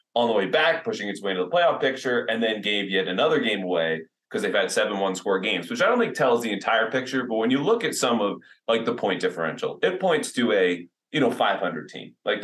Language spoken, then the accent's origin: English; Northeast, United States; we're from the Northeast